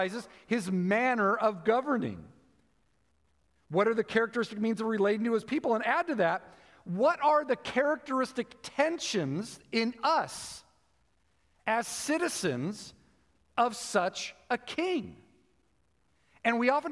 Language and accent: English; United States